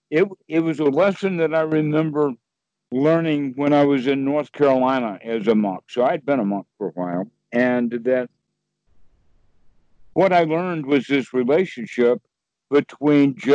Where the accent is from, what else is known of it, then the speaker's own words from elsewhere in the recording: Sweden; English is a second language; I'm from Sweden, you know.